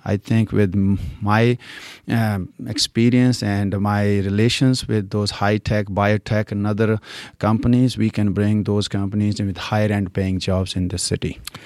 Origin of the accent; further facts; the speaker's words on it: India; accent: Indian; English is a second language; moved away as an adult; also born or lived in California; now in Fishers, United States; I was born and raised in India, and when I was 21, I came to U.S.